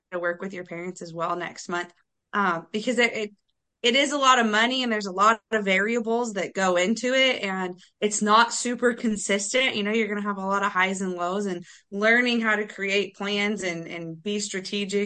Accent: Iowa, United States; I'm from Iowa

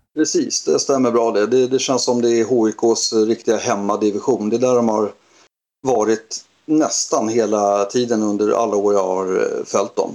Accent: Sollentuna, Stockholm County, Sweden; Jag är uppvuxen i Helenelund som ligger i Sollentuna

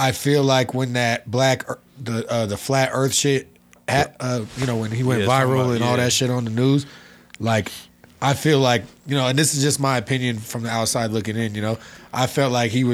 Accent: Los Angeles, California, United States; I'm from L.A. I'm from North Hollywood, born and raised. I kind of just grew up in it.

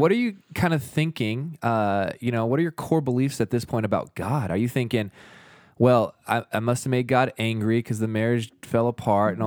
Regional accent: the Northwest, Pacific Northwest, United States; now in Utah, United States; I grew up in the Northwest.

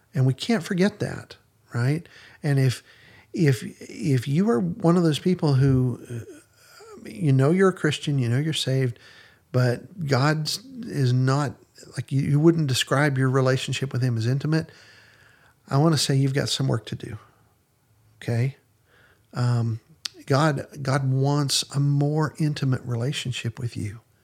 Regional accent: Western Pennsylvania, United States; when I was growing up in Western Pennsylvania

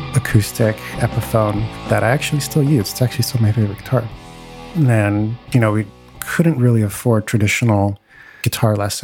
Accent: California, United States; I taught at several different little studios where I grew up in California.

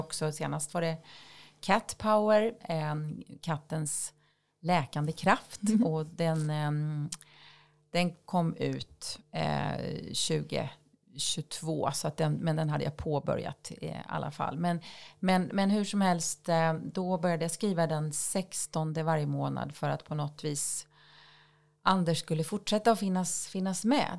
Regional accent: countryside outside Jämjö/Växjö area, Småland, Kronoberg County, Sweden; Jag eh, växte upp på landet utanför Jämla, en liten ja, håla ska man väl inte säga

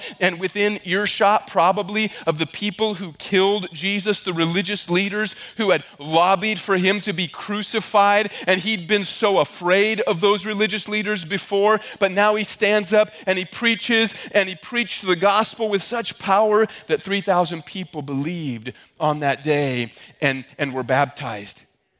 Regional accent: Midwest, United States; now in Massachusetts, United States; I'm from the Midwest.

